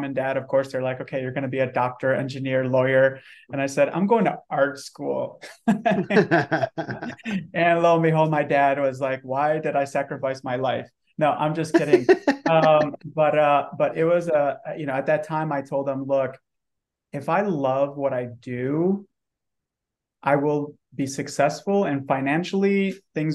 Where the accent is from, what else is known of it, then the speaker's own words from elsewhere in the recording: Detroit, Michigan, United States; moved away as an adult; also born or lived in Romania / Dallas-Fort Worth, Texas; now in San Antonio, United States; So I was born in Eastern Europe, Romania, immigrated here to the US when I was 5 years old, and grew up in the Metro Detroit area